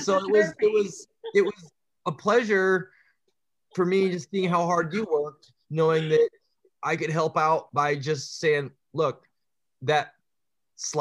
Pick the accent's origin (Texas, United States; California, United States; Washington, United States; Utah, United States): Washington, United States; Sequim; now in Seattle, United States; I grew up actually in Squim, Washington.